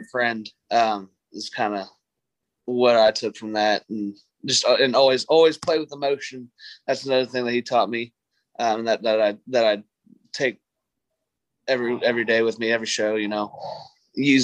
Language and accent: English; Prosper, Texas, United States; I'm from Prosper, Texas, a little town up near Dallas